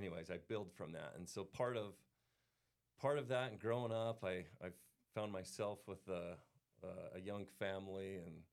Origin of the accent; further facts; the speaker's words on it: Pleasant Grove, Utah, United States; I grew up right here in Utah County